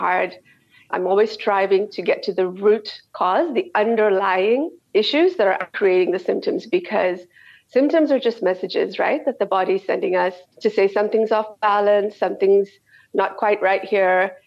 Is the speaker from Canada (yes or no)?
yes; Canada; moved away as an adult; also born or lived in South Africa / Dubai / Saudi Arabia; I'm from Canada, and that's where I did all my training.